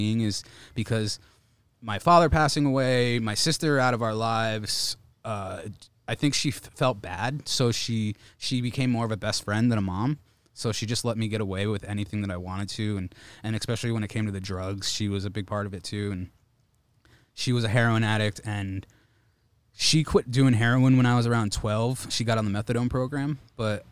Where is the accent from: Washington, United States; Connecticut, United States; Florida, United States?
Connecticut, United States; New Haven; moved away as an adult; also born or lived in Old Saybrook, Connecticut; now in Los Angeles, United States; I'm originally from Connecticut. I say New Haven, but I went to high school in Old Saybrook.